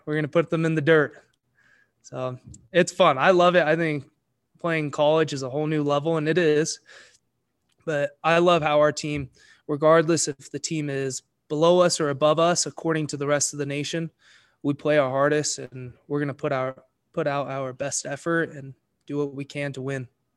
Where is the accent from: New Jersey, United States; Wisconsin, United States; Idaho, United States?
Idaho, United States; Eagle; I'm from Eagle, Idaho